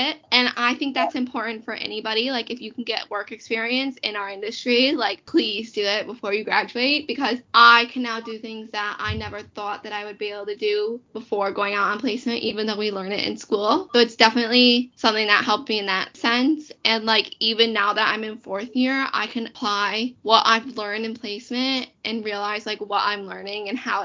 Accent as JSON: {"language": "English", "country": "United States", "moved": "yes", "lives_now": "United Kingdom", "said": "I am American. I didn't grow up here."}